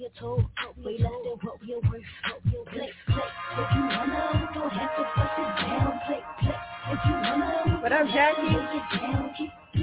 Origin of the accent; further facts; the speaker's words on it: Philadelphia, Pennsylvania, United States; I'm from Philly, Southwest